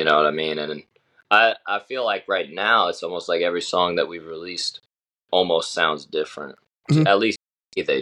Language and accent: English; North Carolina, United States; now in Nashville, United States; I'm from North Carolina, and when I come to Nashville, it's like I still feel like home somewhat